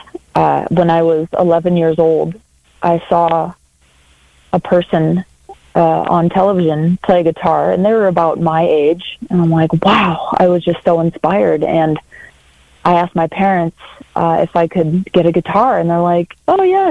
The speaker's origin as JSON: {"language": "English", "town": "Brainerd", "region": "Minnesota", "country": "United States", "tie": "born or raised there", "said": "I was born and raised in Brainerd, Minnesota."}